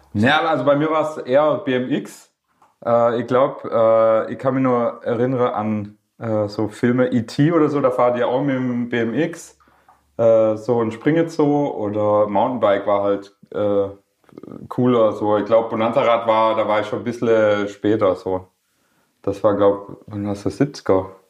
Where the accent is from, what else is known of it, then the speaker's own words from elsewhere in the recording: Schorndorf, Baden-Württemberg, Germany; accent: Swabian; first language Swedish; Ich bin in Schorndorf äh, in der Daimlerstadt äh, geboren und aufgewachsen